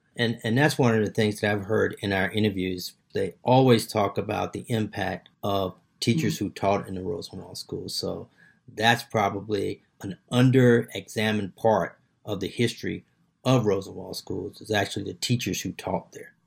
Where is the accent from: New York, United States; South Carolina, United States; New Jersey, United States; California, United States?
South Carolina, United States; being from South Carolina, even in my hometown